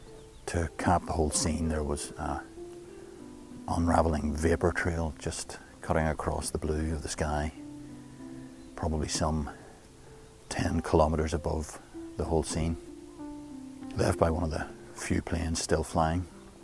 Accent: Newtownards, Northern Ireland, United Kingdom; I've come to the top of a hill overlooking Newton Ards, my hometown.

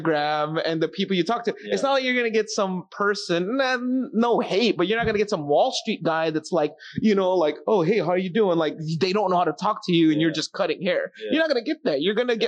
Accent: Philippines; I'm Filipino

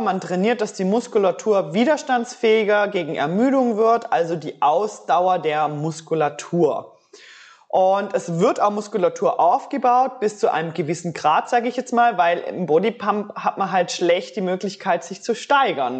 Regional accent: Switzerland; bei uns in der Schweiz

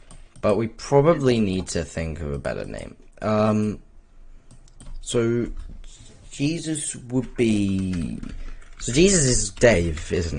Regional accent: Australia; I'm Australian and still said innit.

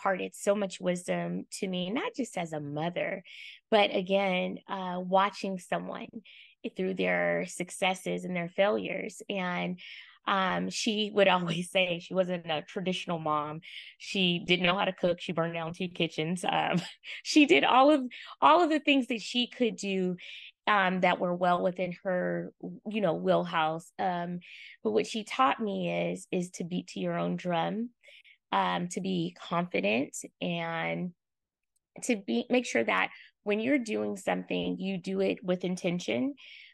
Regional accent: Oakland, California, United States; I hail from East Oakland, California

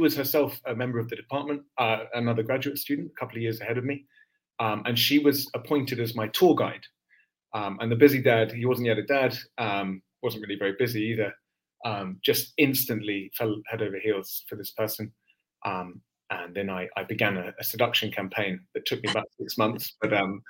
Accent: London, United Kingdom; now in San Diego, United States; You can probably hear from my accent, I'm not a Californian natively. I came here from London, England, and I won't be here much longer.

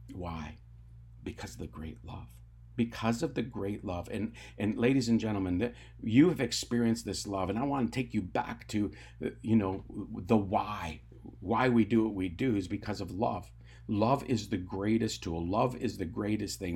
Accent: Tyendinaga Mohawk Territory, Ontario, Canada; I grew up on the Talladega Mohawk Territory in Ontario, Canada.

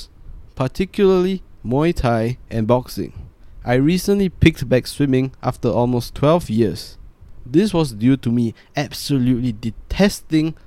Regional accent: Singapore; I am a Singaporean

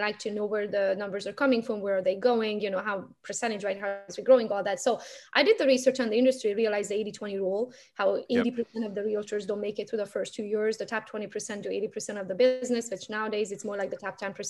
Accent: Romania; English is a second language; moved away as an adult; now in Michigan, United States; I'm from Romania, so my whole family is back home.

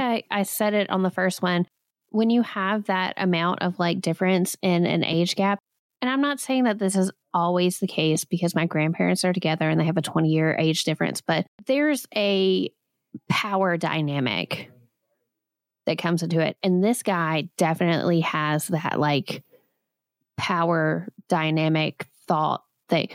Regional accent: Alabama, United States; I grew up in Alabama

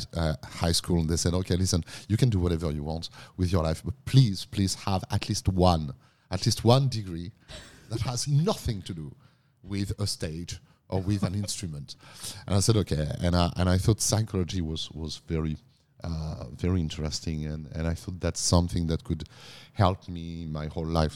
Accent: countryside near Reims, Grand Est, France; moved away as an adult; also born or lived in Paris; now in Australia; I was born in Paris, but I grew up in the countryside, in the northeast of France, close to the Champagne region, close to Reims.

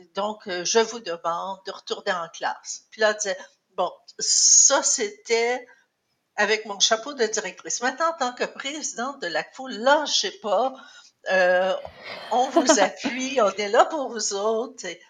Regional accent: Cornwall, Ontario, Canada; also born or lived in St. Andrews, Ontario; j'ai fait mon secondaire euh, à Cornwall. Avant ça, j'avais fait euh, l'école primaire dans une école française à, à l'extérieur de Cornwall, entre Cornwall et St. Andrews où j'habitais.

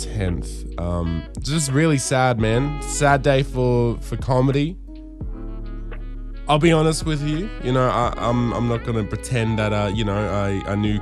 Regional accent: Darwin, Northern Territory, Australia; growing up in Darwin and watching the gala on Channel 10 or the ABC

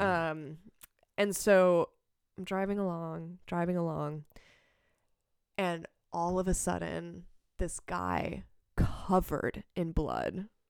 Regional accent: Palmyra, Wisconsin, United States; now in Madison, United States; I grew up in Palmyra, uh, Wisconsin, which is, um, like, population sixteen hundred

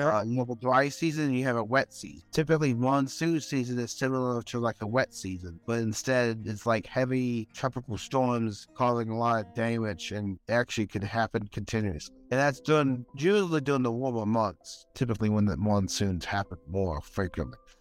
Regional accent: Florida, United States; I am from Florida

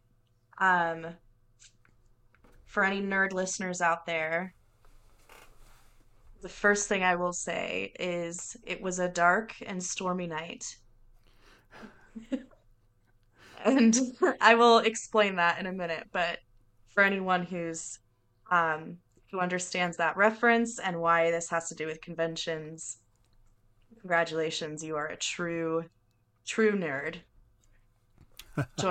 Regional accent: near Seattle, Washington, United States; I grew up near Seattle

